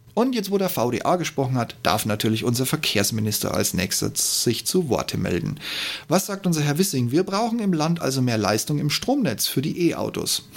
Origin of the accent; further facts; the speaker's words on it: Regensburg, Bavaria, Germany; BMW in meiner Heimatstadt Regensburg